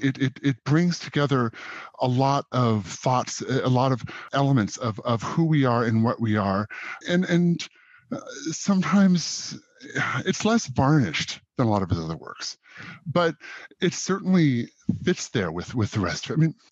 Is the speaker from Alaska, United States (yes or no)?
yes; Southeast Alaska, United States; I grew up in Southeast Alaska